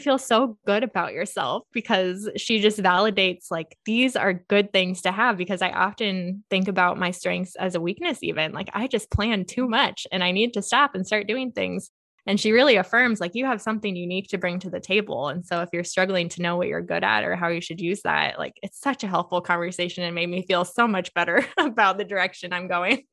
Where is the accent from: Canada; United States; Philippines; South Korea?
United States; Monticello; I grew up in Monticello